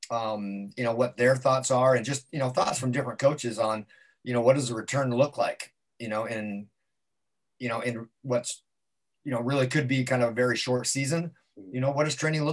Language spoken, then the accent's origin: English; Carson City, Nevada, United States; now in Southern California, United States; Hometown is Northern Nevada, small little town, Carson City, Nevada